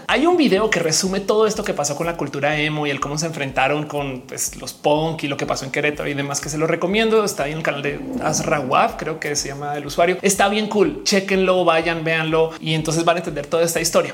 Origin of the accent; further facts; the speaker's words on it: Colombia; also born or lived in United States / Australia; now in Mexico; creciendo en Colombia